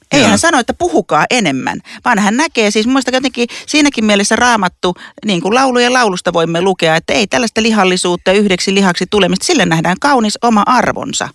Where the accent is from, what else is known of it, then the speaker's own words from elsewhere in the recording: Lapua, South Ostrobothnia, Finland; mä oon siis Etelä-Pohjanmaalta, Lapualta